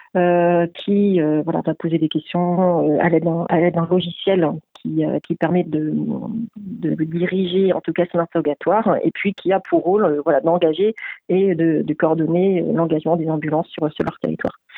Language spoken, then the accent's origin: French; France; also born or lived in Quebec